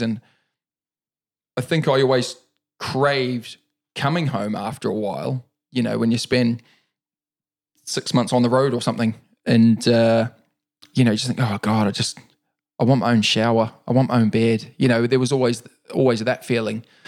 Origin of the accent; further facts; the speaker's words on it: New Zealand; moved away as an adult; also born or lived in Auckland, New Zealand / Wellington, New Zealand / Dargaville, New Zealand / London, United Kingdom; now in United Kingdom; I was born and raised in New Zealand. Um, I left New Zealand at the age of twenty-two.